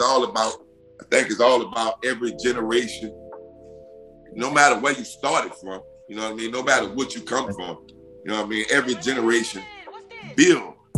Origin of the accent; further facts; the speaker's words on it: the South, United States; I'm from the South